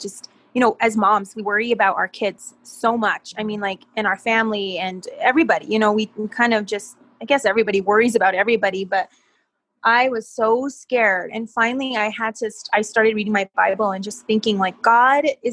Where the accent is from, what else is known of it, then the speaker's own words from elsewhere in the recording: Española, New Mexico, United States; now in Santa Fe, United States; I am from Española, New Mexico.